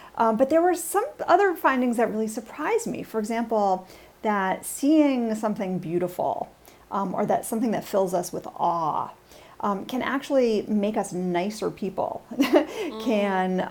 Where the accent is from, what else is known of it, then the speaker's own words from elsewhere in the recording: New York City, New York, United States; now in Washington, D.C., United States; I was a real city kid. I grew up in New York City